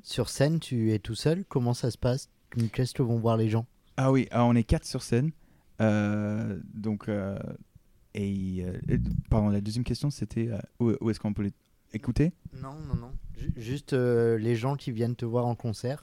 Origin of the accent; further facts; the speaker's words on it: the southern United States, United States; now in Paris, France; dans le sud des États-Unis, c'est très, c'est un, lieu très guitaristique